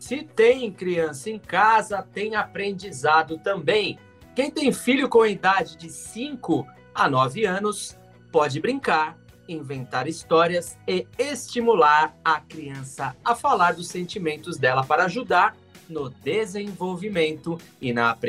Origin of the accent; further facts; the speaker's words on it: São Paulo, Brazil; Sou de São Paulo, trabalho aqui na Rádio Transmundial como operador de áudio.